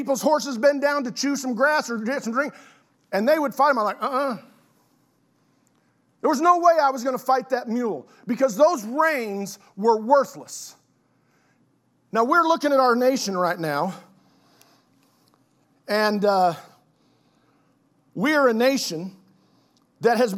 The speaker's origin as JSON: {"language": "English", "town": "Oklahoma City", "region": "Oklahoma", "country": "United States", "tie": "born or raised there", "said": "I had the privilege of growing up in South Oklahoma City, so I'm a city kid"}